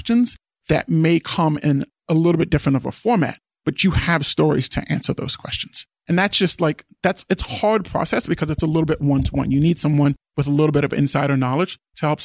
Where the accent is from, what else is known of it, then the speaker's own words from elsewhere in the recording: East Coast, United States; moved away as an adult; also born or lived in Guinea (father's origin); I grew up on the East Coast, immigrant parents